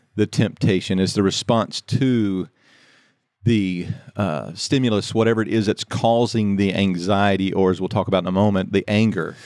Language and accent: English; Louisiana, United States; I grew up in Louisiana